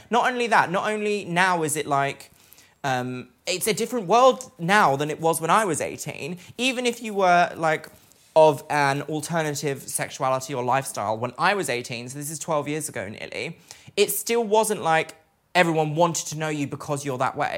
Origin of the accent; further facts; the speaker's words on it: Brighton, South East England, United Kingdom; I grew up in Brighton, which is meant to be like gay capital of the UK